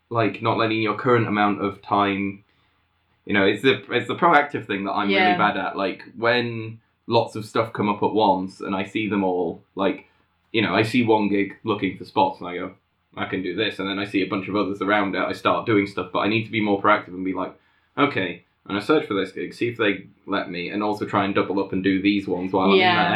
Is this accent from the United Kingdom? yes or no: yes; England, United Kingdom; I'm English